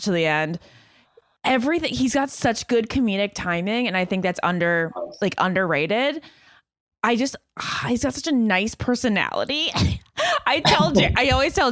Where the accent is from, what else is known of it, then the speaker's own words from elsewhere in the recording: New Jersey, United States; now in Rhode Island, United States; I'm like originally from Jersey too. My parents lived there for over 30 years. That's where I was born